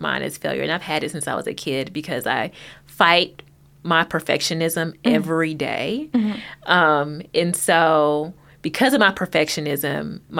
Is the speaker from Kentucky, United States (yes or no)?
yes; Hopkinsville, Kentucky, United States; And I'm a small town girl. I'm from a very small town. I'm from Hopkinsville, and so it still has a really small town feel.